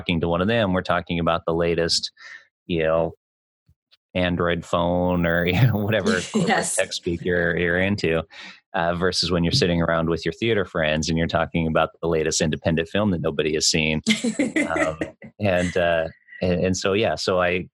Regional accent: Seattle, Washington, United States; moved away as an adult; also born or lived in Ireland; now in London, United Kingdom; I was born in the Pacific Northwest and lived in Seattle, Washington.

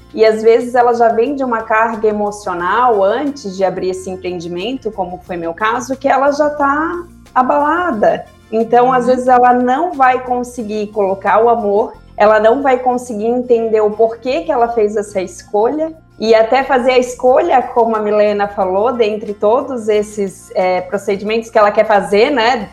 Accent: Florianópolis, Santa Catarina, Brazil; also born or lived in Cuiabá; eu sou aqui de Santa Catarina, né? Já, já moro em Florianópolis desde que eu me conheço por gente.

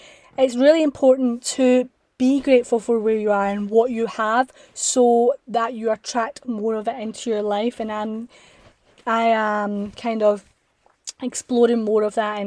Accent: Scotland, United Kingdom; I'm from Scotland

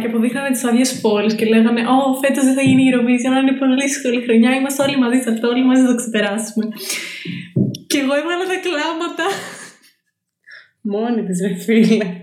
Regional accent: Thessaloniki, Central Macedonia, Greece; λοιπόν, είμαι 23, είμαι από τη Θεσσαλονίκη και σπουδάζω βιολογία.

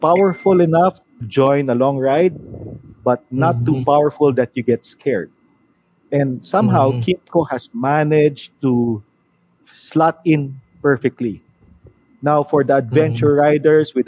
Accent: Manila, Metro Manila, Philippines; I'm from Manila.

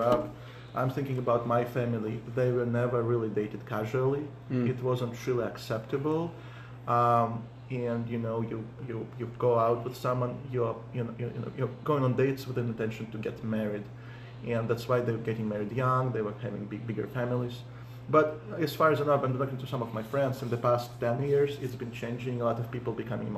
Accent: Russia; English is a second language; now in United States; growing up in Russia

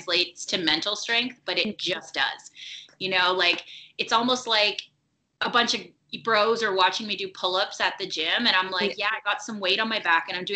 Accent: Toronto, Ontario, Canada; my hometown of Toronto

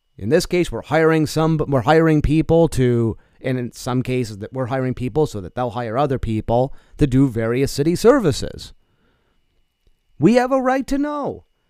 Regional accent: New York, United States; now in Eau Claire, United States; I come from New York

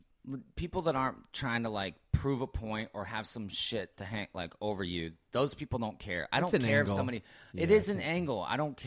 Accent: Los Angeles, California, United States; I'm from LA.

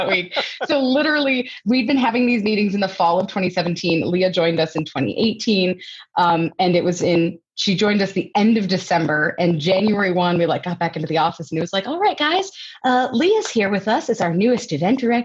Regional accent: Longmont, Colorado, United States; I was actually born and raised in Longmont

